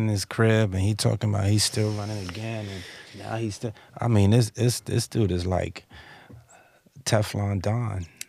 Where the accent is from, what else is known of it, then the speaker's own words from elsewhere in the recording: East Coast, United States; I'm from the East